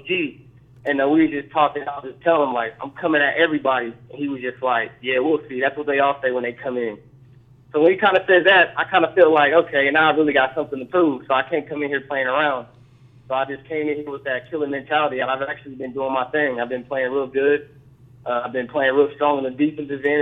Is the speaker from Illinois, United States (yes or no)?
no; Topeka, Kansas, United States; moved away; I'm from Topeka, Kansas